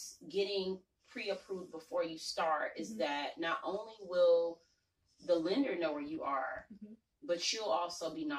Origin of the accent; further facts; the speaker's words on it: Atlanta, Georgia, United States; growing up in Atlanta, this is not old Atlanta.